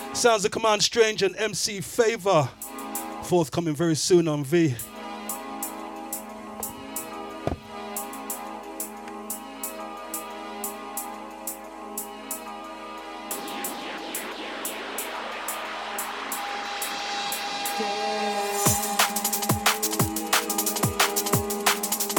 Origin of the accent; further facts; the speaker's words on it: Cheltenham, South West England, United Kingdom; I was born in Cheltenham